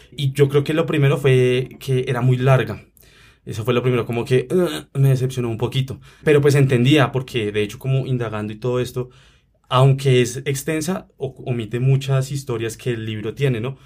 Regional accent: Bogotá, Colombia; uno aquí como bogotano

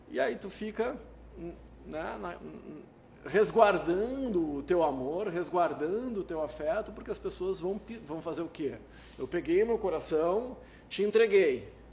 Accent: Brazil; Eu sou brasileiro, não desisto nunca, não desisto de ninguém, eu não desisto.

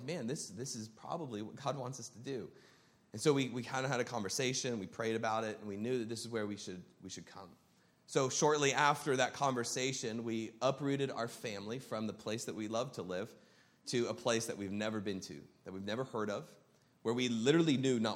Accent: Columbus, Ohio, United States; moved away as an adult; also born or lived in Arizona; now in Burbank, United States; born and raised in Columbus, Ohio

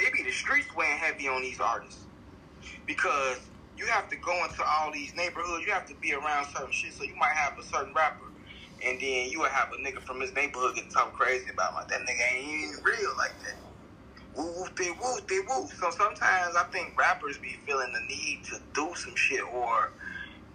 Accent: Chicago, Illinois, United States; we're from Chicago, where a lot of shorties started shooting at 13, 14

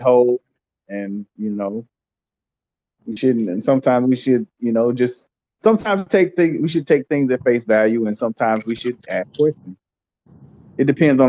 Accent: United States

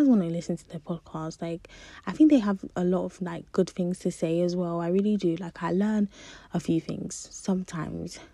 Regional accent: Nigeria; I'm a Nigerian wise, I could cook a lot of Nigerian food and snack and stuff

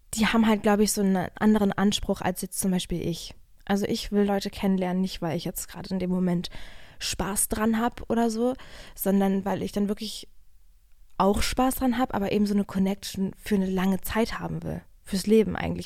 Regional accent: Germany; now in Berlin, Germany; weil ich bin ja hier in der Nähe zur Schule gegangen.

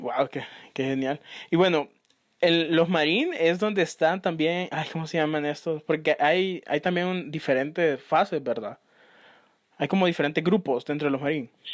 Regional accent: Honduras; uno como hondureño

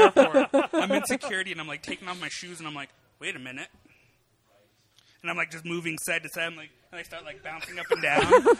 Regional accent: Colorado, United States; born and raised in Colorado

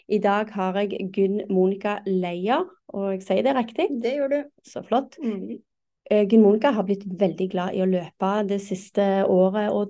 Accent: Fauske, Nordland, Norway; moved away as an adult; now in Oslo, Norway; Ja, har jo vokst opp som sagt på Fauske. Flytta til Oslo i 2002.

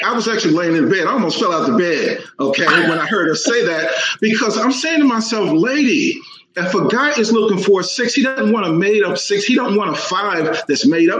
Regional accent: Dallas, Texas, United States; I am from Dallas, Texas

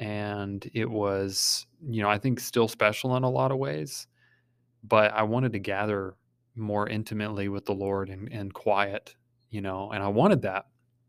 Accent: Kentucky, United States; I mean, we're from Kentucky, you know, we're supposed to be friendly

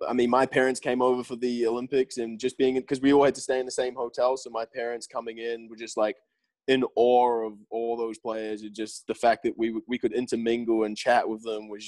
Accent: New Zealand; also born or lived in Plymouth, England; Being English, born in England, down in Plymouth. And then my family obviously moving out to New Zealand when I was a young kid

